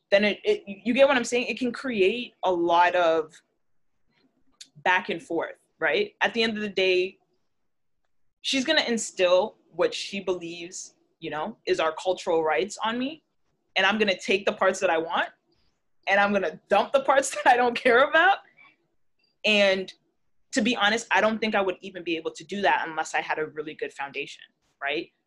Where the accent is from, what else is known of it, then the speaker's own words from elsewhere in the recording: Jamaica; If, if I straighten my hair and put in weave and you know go blonde, I'm still Jamaican.